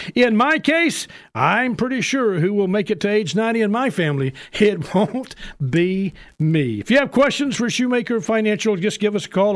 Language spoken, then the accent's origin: English; Memphis, Tennessee, United States; I told him Memphis